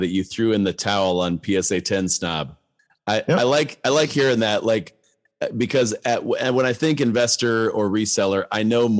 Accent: Akron, Ohio, United States; I'm from Akron.

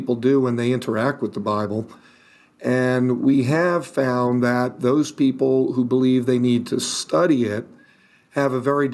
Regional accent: New York City, New York, United States; I was born in Manhattan

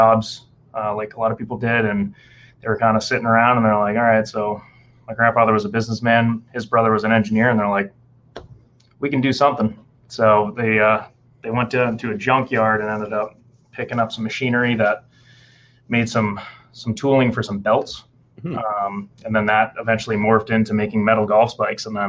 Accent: Massachusetts, United States; now in Nashville, United States; I'm coming from Massachusetts originally

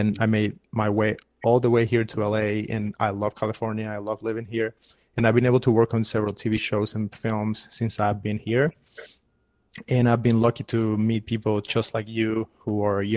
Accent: Havana, Cuba; moved away as an adult; now in United States; I'm a Cuban filmmaker. I was born and raised in Havana

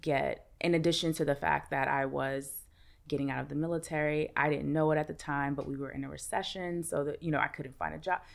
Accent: New York City, New York, United States; I'm from Brooklyn

